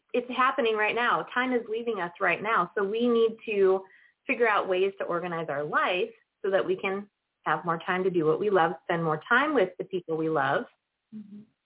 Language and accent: English; Northern Illinois, United States; now in San Luis Obispo County, United States; I am from Northern Illinois.